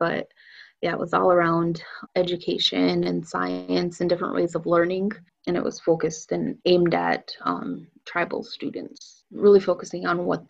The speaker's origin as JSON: {"language": "English", "area": "Menominee Reservation", "region": "Wisconsin", "country": "United States", "tie": "born or raised there", "also_born_or_lived": "Madison, Wisconsin", "said": "I grew up on the Menominee Reservation"}